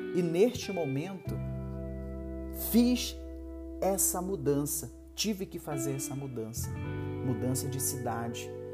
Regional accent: Magalhães Barata, Pará, Brazil; also born or lived in Castanhal; em uma cidade chamada Magalhães Barata, no interior do Pará. Foi onde eu nasci, cresci, vivi grande parte da minha vida

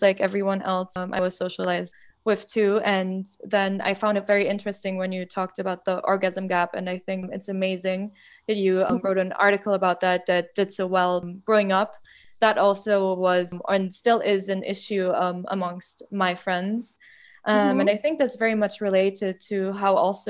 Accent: Germany; I grew up in Germany, and I remember in high school

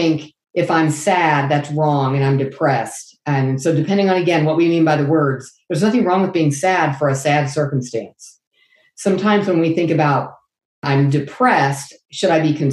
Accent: Lafayette, Indiana, United States; I am from Lafayette, Indiana, Purdue country

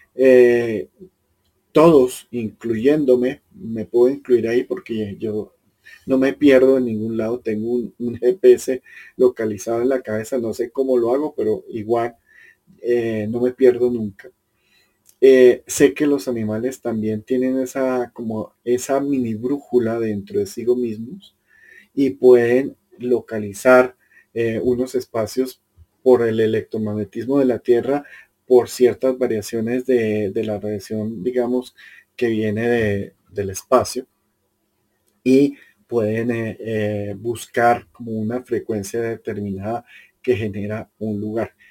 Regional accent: Colombia; yo soy colombiano y vivo en una cultura que es tremendamente emocional

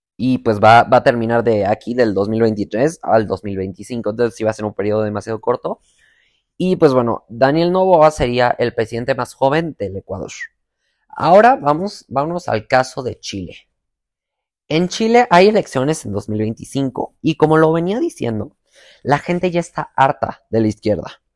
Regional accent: Mexico; Yo actualmente vivo en México, soy mexicano

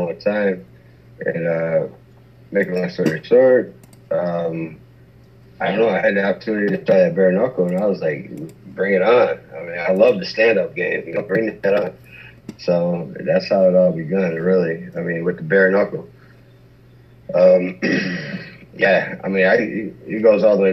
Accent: Michigan, United States; we're both from Michigan

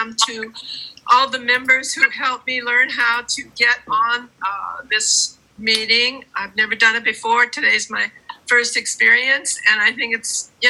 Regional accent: San Francisco, California, United States; also born or lived in Oakland; now in Pacifica, United States; I've been born and raised in San Francisco. I've lived most of my life, pretty much all of my life in the Bay Area.

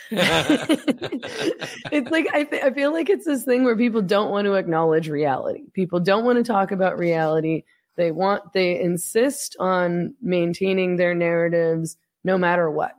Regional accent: Vancouver, British Columbia, Canada; accent: Canadian; moved away as an adult; now in Mexico; I'm from Vancouver, and so every time I would, I'm, I don't live in Canada anymore, I ran away to Mexico

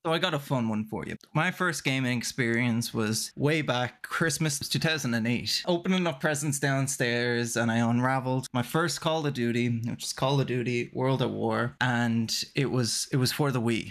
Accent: Ireland; now in Canada; I'm Irish, but living in Canada

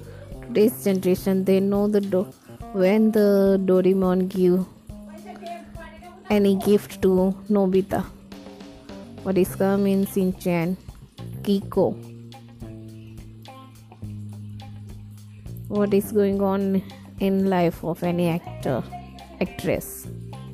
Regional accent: India; we are Indian

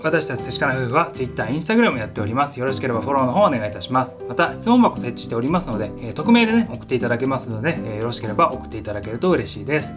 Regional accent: Japan; first language Japanese; moved away as an adult; now in Australia; 海外で生まれてオーオーストラリアに来て、うん、で暮らしてるっていう人たち、まあ、僕たちみたいな

